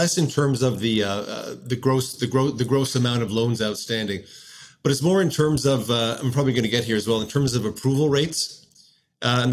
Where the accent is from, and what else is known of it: Canada